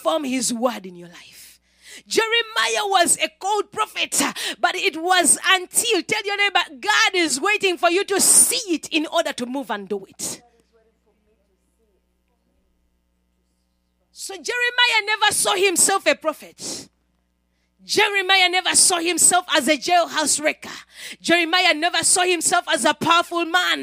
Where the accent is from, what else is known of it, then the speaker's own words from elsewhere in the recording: Uganda; moved away; Me, a girl from a certain village in Uganda